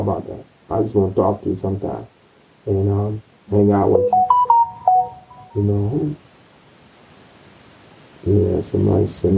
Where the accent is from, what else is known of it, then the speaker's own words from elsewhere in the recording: North Carolina, United States; moved away; my hometown, North Carolina